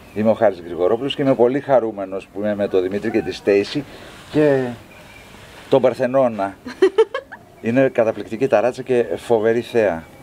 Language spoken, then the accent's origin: Greek; Thessaloniki, Central Macedonia, Greece; moved away as an adult; also born or lived in Kalamata; now in Athens, Greece; εγώ είμαι Θεσσαλονικιός, είμαι θαλασσινός τύπος